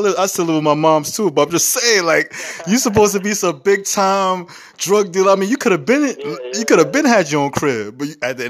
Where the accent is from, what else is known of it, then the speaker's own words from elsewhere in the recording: New York City, New York, United States; I grew up in the Bronx in the 80s and 90s.